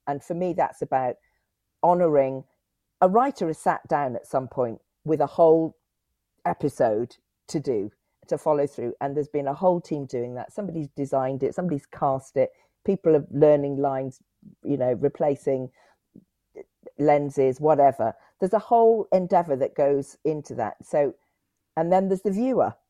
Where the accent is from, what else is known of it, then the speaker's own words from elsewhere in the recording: Cotswolds, South West England, United Kingdom; also born or lived in Clifton, Bristol / Whitchurch, Bristol / Leeds; I grew up in the Cotswold